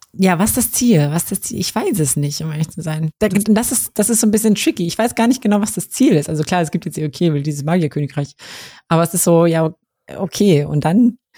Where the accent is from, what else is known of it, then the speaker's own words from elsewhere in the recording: Kassel, Hesse, Germany; moved away; Also ich komme ja ursprünglich aus Kassel